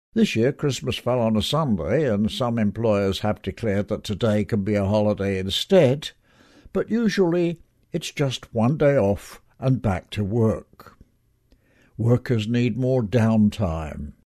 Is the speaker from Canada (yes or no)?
no; England, United Kingdom; moved away; when I was growing up in England